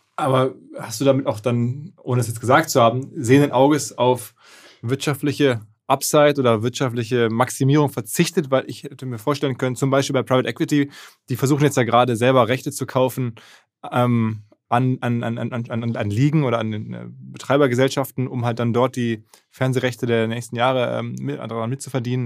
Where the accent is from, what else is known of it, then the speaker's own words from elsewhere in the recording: Essen, North Rhine-Westphalia, Germany; ich bin ja Essener